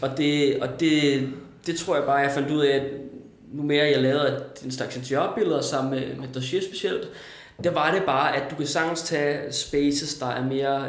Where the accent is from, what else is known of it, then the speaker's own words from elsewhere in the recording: Næstved, Zealand, Denmark; moved away as an adult; now in Copenhagen, Denmark; Da jeg var 19, flyttede jeg til København, ja. øh, for Næstved, hvor jeg kommer fra